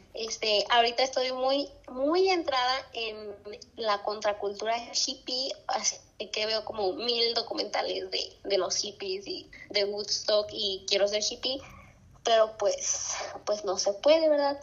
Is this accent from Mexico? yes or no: yes; Zacatecas, Mexico; moved away as an adult; also born or lived in Aguascalientes; nací en Aguascalientes, mis papás son docentes, amantes de la música. Este, también tengo una hermana y yo me vine a, a vivir a Zacatecas cuando tenía como cuatro años